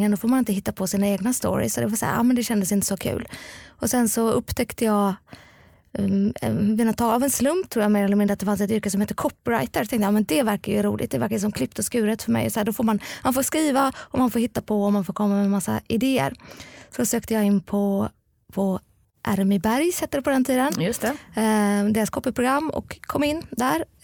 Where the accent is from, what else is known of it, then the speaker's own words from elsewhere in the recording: Gothenburg, Västra Götaland, Sweden; also born or lived in Lund; Ja, jag är uppvuxen i Göteborg, precis.